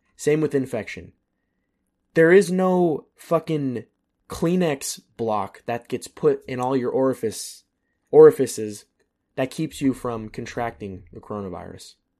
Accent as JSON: {"language": "English", "country": "United States", "moved": "as an adult", "said": "as long as I can stay an American citizen and not live in America"}